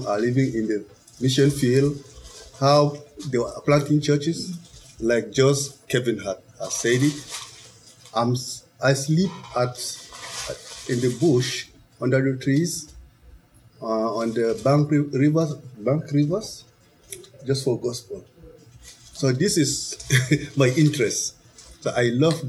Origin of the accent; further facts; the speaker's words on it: Chad; English is a second language; moved away as an adult; also born or lived in Nigeria; I left Chad, I went to Nigeria, so I studied in Nigeria